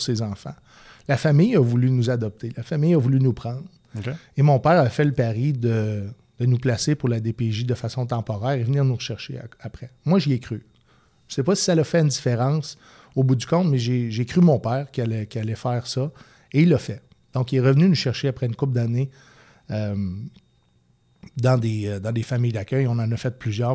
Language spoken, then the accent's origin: French; Quebec City, Quebec, Canada; j'ai grandi au Patro Rocamadour